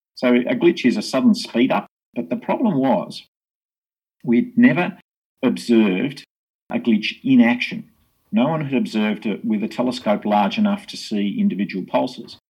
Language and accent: English; Hobart, Tasmania, Australia; I grew up in Hobart in Tasmania and uh, born and bred here